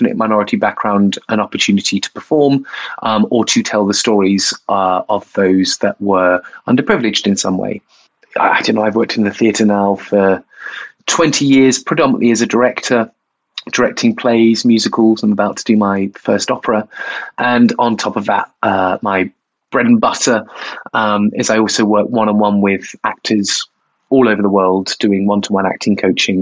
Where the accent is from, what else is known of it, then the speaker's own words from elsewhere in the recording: Bournemouth, South West England, United Kingdom; I am from Bournemouth. I was a gay kid in Bournemouth